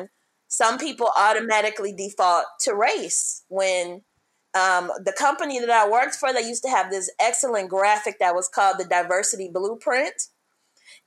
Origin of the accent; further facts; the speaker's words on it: Detroit, Michigan, United States; moved away as an adult; also born or lived in Seattle / Los Angeles / Orange County; I was born and raised in Detroit